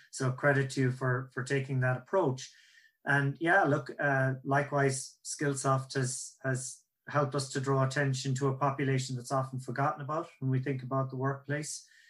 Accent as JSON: {"language": "English", "country": "Ireland", "accent": "Irish", "said": "that's my Irish accent"}